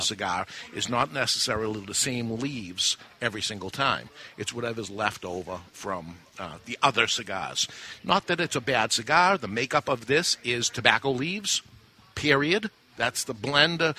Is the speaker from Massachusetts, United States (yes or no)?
yes; Massachusetts, United States; growing up in Massachusetts my whole life